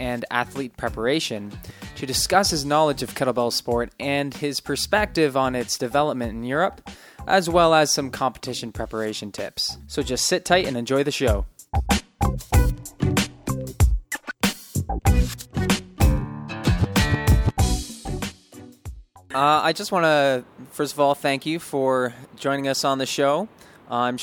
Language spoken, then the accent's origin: English; London, Ontario, Canada; now in Nanaimo, Canada; I did some traveling back to my hometown in London, Ontario